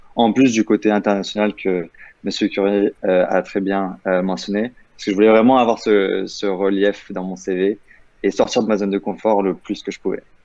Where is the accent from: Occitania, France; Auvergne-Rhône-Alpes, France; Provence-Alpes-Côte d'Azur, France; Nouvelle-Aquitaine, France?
Provence-Alpes-Côte d'Azur, France; Nice; moi, je viens de, de Nice de base